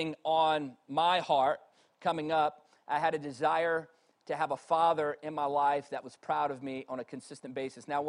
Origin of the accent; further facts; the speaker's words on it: Virginia, United States; moved away; also born or lived in Reading; I grew up in Virginia, where you could throw a rock and hit three churches by accident